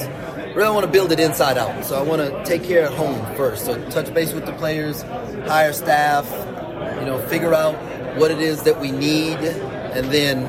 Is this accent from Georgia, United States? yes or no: no; Texas, United States; also born or lived in Trinidad / St. Croix / Minnesota; I was born in Trinidad. I was raised in St. Croix. I grew up in Texas. I lived in Minnesota for a while.